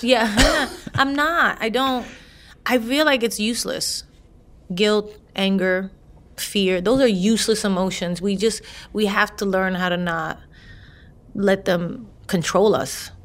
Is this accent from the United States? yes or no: yes; New York City, New York, United States; I'm a girl from the Bronx